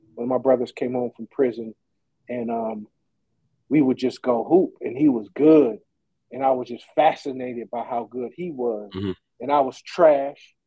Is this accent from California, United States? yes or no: yes; Oakland, California, United States; also born or lived in Fairfield, California; I grew up in in East Oakland. Uh, that's where I'm from.